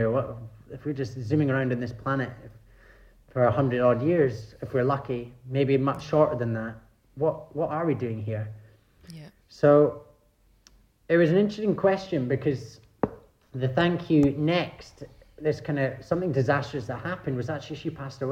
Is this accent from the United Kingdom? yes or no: yes; Scotland, United Kingdom; I grew up in Scotland.